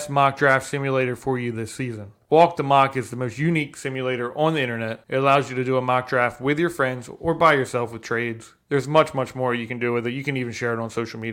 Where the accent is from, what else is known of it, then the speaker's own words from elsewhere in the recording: Delaware, United States; we're from Delaware and small town as well